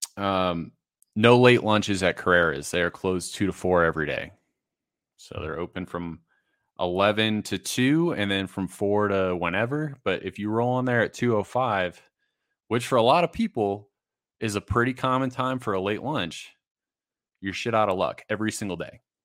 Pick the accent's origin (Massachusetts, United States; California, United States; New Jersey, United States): Massachusetts, United States; born and raised in Massachusetts